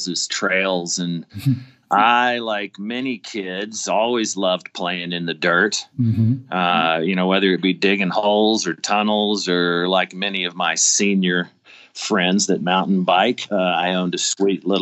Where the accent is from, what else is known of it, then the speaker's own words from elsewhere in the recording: Richardson, Texas, United States; now in Colorado, United States; I grew up in Richardson, Texas, outside of Dallas